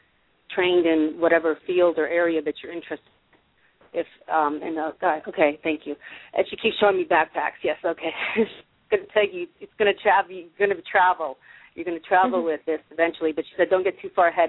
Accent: Massachusetts, United States; moved away; I'm from Massachusetts originally

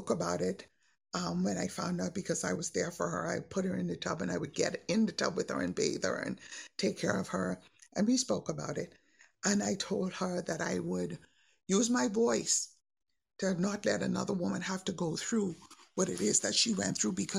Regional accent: Bahamas; I'm from the Bahamas

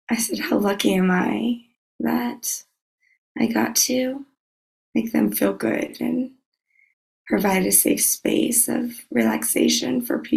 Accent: Louisiana, United States; No, I'm from Louisiana.

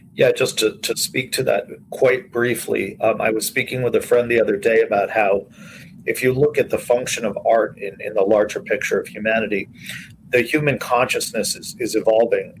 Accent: New York City, New York, United States; I'm a, a native New Yorker. I was born in Manhattan, uh, uh, Mount Sinai Hospital in 1964, and I grew up in New York City

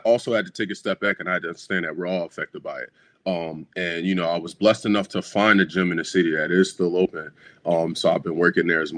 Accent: Philadelphia, Pennsylvania, United States; I'm from West Philadelphia. I attended Roman Catholic High School

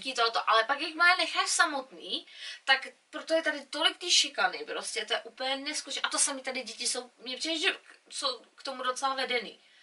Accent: Czechia; now in England; my jako Češi

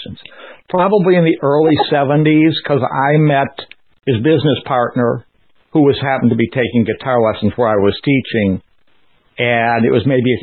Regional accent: Alexandria, Virginia, United States; also born or lived in Wisconsin; Down here is obviously in Alexandria, Virginia. I've lived here most of my life

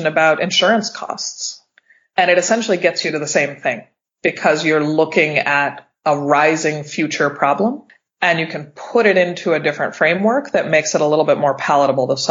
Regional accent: Pittsburgh, Pennsylvania, United States; now in California, United States; I'm from Pittsburgh, it's my hometown

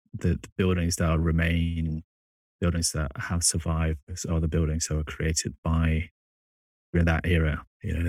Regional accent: Kabul, Afghanistan; moved away; growing up in Afghanistan and visiting on average every 2 to 3 years for the past 20 years

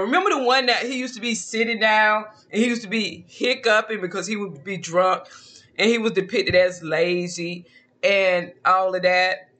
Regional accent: Georgia, United States; moved away; I don't live in Georgia anymore, even though I'm from Georgia

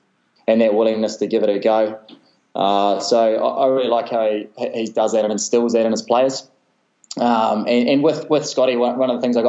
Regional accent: New Zealand; And then after that, especially being a Kiwi, I just loved Christian Cullen.

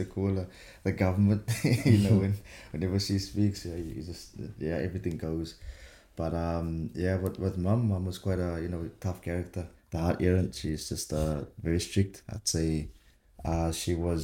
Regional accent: Swellendam, Western Cape, South Africa; moved away as an adult; now in France; Was born obviously in Swellendam, but yeah, fun fact, it's actually the third eldest town in South Africa

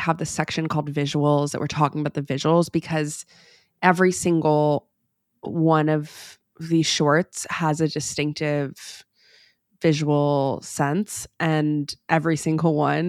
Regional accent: United States; to me as an American, it's very fun, it's very colorful.

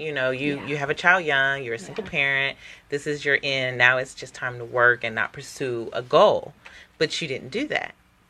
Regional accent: Oakland, California, United States; I grew up in Oakland, so not far from Richmond.

